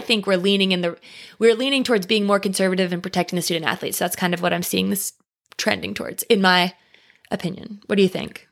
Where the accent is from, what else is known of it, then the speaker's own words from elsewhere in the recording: East Tennessee, United States; I'm from East Tennessee and I would call it fixins